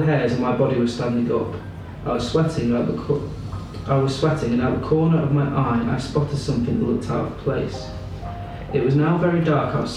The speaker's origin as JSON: {"language": "English", "town": "Ashford", "region": "South East England", "country": "United Kingdom", "tie": "born or raised there", "said": "I was born in Ashford in Kent, so that's just on the southeast coast of England."}